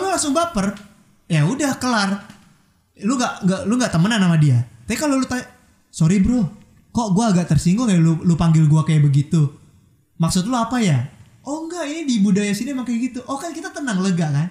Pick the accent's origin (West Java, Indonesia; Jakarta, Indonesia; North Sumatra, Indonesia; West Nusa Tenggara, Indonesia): Jakarta, Indonesia; moved away; gue orang Jakarta